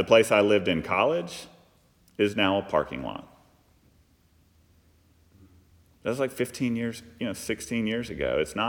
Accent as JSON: {"language": "English", "town": "Fort Worth", "region": "Texas", "country": "United States", "tie": "born or raised there", "said": "I grew up in just outside of Fort Worth, Texas, if any of y'all are familiar with Texas. It's the northern part. Fort Worth is the good side of Dallas. But actually, I grew up in unincorporated Tarrant County."}